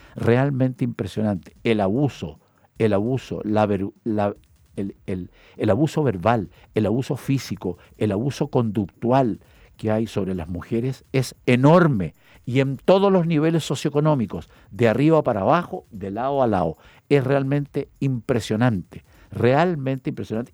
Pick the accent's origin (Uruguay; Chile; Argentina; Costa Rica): Chile; como hombre chileno